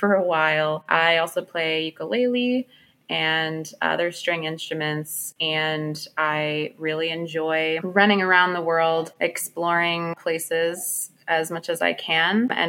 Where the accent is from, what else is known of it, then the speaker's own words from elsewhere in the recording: New York City, New York, United States; moved away as an adult; now in Washington, D.C., United States; growing up in Brooklyn, New York